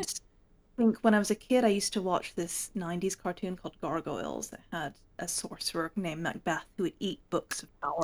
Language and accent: English; Hong Kong; also born or lived in United States; now in England, United Kingdom; I was born in the States. I grew up in Hong Kong. I now live in the north of England